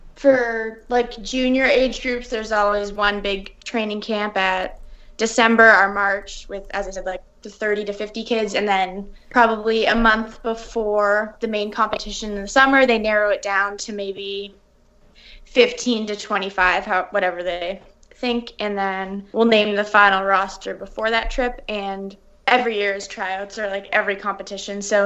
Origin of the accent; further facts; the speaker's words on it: Toronto, Ontario, Canada; also born or lived in New York City, United States; I moved to Toronto when I was about 5, and my mom's Canadian.